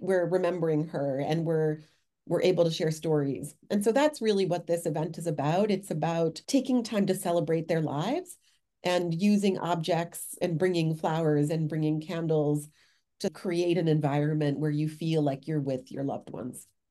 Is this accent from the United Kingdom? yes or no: no; Mexico; now in Worcester, United States; my home country of Mexico